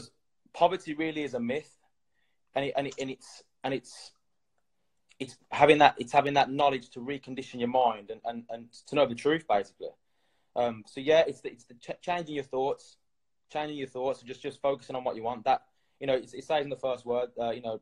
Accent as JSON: {"language": "English", "town": "Birmingham", "region": "West Midlands", "country": "United Kingdom", "said": "I'm from England, Birmingham"}